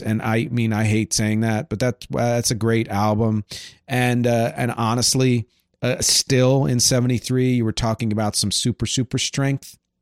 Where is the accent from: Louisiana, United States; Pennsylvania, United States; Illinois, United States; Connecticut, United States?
Pennsylvania, United States; Philadelphia area; where I grew up in the Philly area